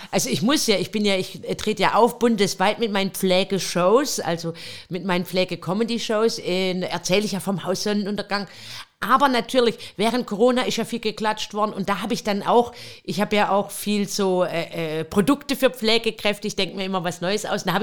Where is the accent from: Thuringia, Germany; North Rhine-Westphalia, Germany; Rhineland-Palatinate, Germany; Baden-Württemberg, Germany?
Baden-Württemberg, Germany; Pleidelsheim; Ich komme aus dem schönen Süden Deutschlands. Ähm, ich komme aus Pfleidelsheim, schon ein kleiner Ort in der Nähe